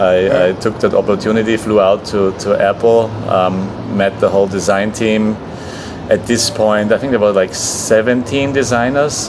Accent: Austria; moved away as an adult; also born or lived in California, United States; now in Lisbon, Portugal; I come from Austria

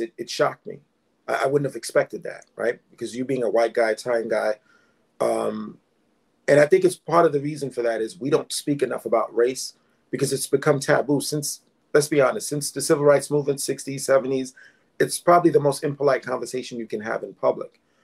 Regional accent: New York City, New York, United States; I was born and raised in East Flatbush, Brooklyn. That's where I still live.

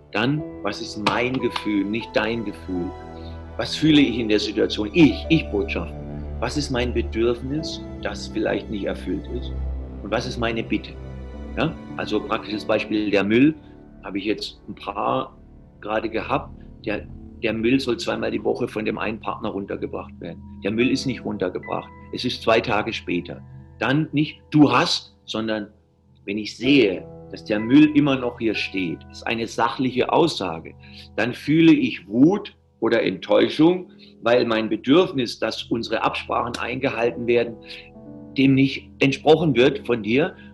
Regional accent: Southern Germany, Germany; Ich bin Süddeutscher, ich habe einen ganz anderen Humor

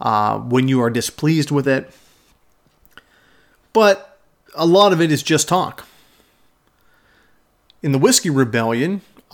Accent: Pittsburgh, Pennsylvania, United States; my hometown of Pittsburgh

